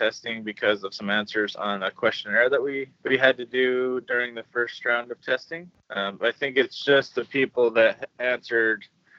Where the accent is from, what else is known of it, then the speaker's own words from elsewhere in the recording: Oregon, United States; 42, and I'm from Oregon, USA.